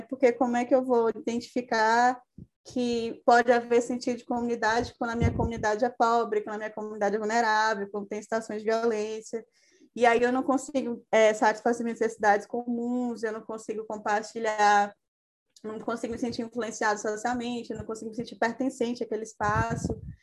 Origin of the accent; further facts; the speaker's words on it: Maranhão, Brazil; moved away; also born or lived in Fortaleza, Ceará; sou de outro estado, sou do Maranhão